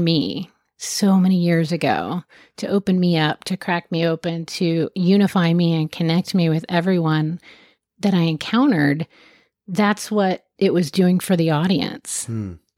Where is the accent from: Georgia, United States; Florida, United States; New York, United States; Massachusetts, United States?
Florida, United States; Jacksonville; born there; I was born in Jacksonville, and my mom and I moved every year until seventh grade.